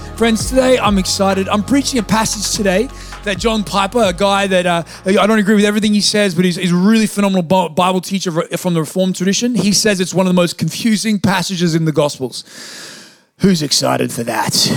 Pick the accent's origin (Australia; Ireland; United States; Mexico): Australia; I'm Australian